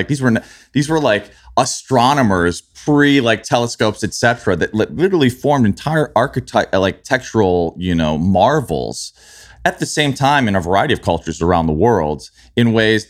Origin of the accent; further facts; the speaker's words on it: Midwest, United States; also born or lived in New York; so for me, it was like I grew up in the Midwest, you know, I lived in New York